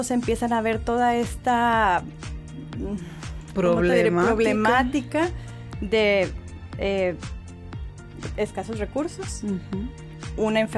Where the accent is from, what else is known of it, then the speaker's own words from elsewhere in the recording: Guadalajara, Jalisco, Mexico; born there; also born or lived in Monterrey / Morelia / San Antonio; now in Mexicali, Mexico; Eh, yo nací en Guadalajara. Esta es una pregunta muy curiosa que me hacen de que de dónde eres y siempre me quedo patinando. ¿Por qué? Porque soy de todos lados y de ningún lado. Nací en Guadalajara, viví en Monterrey